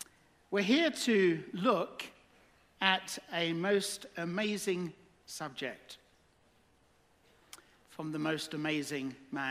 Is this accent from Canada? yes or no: no; England, United Kingdom; now in Texas, United States; I'm from England